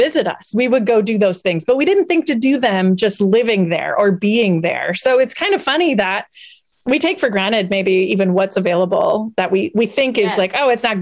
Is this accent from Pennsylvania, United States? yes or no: no; Wisconsin, United States; I'm from Wisconsin. I can't deny the fact that my roots are rooted in dairy some way, some shape, somehow.